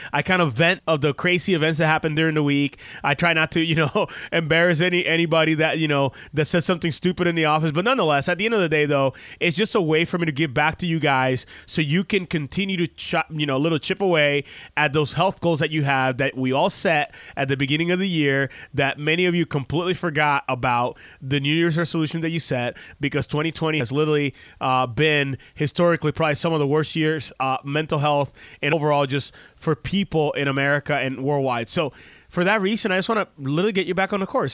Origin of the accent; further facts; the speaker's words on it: Puerto Rico; moved away; we grew up in Puerto Rico